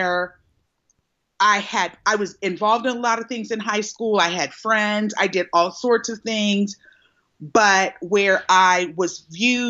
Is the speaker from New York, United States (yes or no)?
no; Cincinnati, Ohio, United States; I am from Cincinnati, Ohio